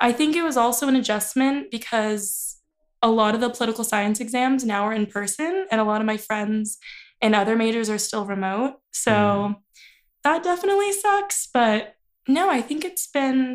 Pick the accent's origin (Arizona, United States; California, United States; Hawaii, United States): California, United States; Riverside County; moved away as an adult; now in Santa Barbara, United States; I'm from Riverside County